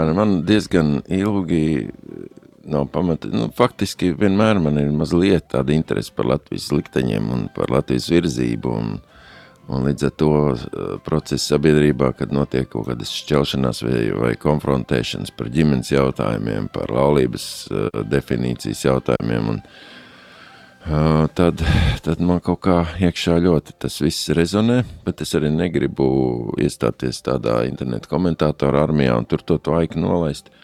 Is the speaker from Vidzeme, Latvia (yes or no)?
yes; Ogre, Vidzeme, Latvia; moved away as an adult; also born or lived in Riga / Skrīveri / Latgale; now in Liepāja, Latvia; pēc tam visu jaunību ogrē